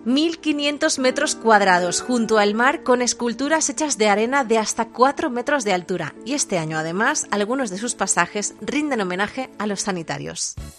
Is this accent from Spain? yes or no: yes; Barcelona, Catalonia, Spain; En Barcelona, de donde soy yo